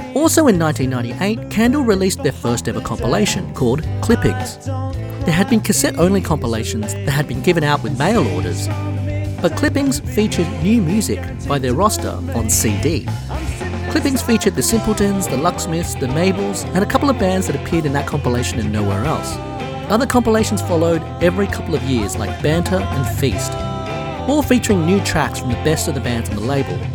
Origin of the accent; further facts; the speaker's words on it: Australia; I'm Australian